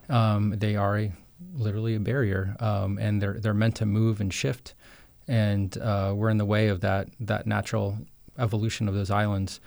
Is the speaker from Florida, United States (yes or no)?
yes; Jensen Beach, Florida, United States; I was born and raised on the East Coast of Florida in, in Jensen Beach, uh, just outside Stewart in Martin County